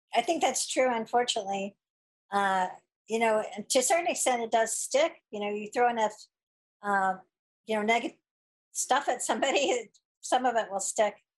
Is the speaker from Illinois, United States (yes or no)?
no; Missouri, United States; myself growing up in Missouri in the Midwest